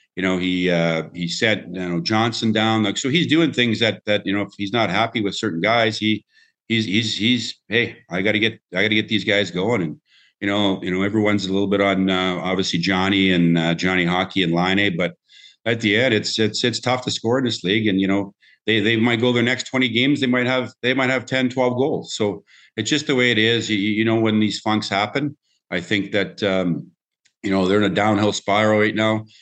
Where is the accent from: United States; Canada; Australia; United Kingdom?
Canada; a Canadian boy growing up